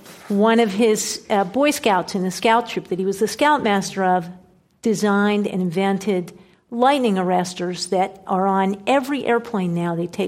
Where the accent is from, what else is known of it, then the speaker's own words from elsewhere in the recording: Pennsylvania, United States; moved away; also born or lived in Colorado Springs; I'm from Pennsylvania. I'm from a town that has been hollowed out economically. We used to have manufacturing in our town. We used to have railroads. We used to build railroad cars.